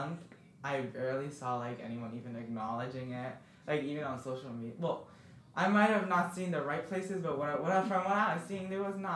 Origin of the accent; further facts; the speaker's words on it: Dominican Republic; moved away; I'm originally from Dominican Republic in the Caribbean. So all my other Dominicans